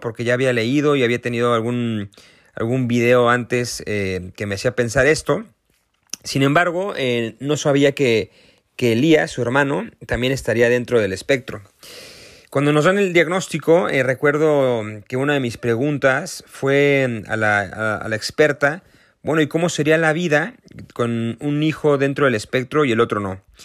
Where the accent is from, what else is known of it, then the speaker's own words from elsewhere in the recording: Mexico; accent: Mexican; yo soy mexicano, como se podrán dar cuenta por mi acento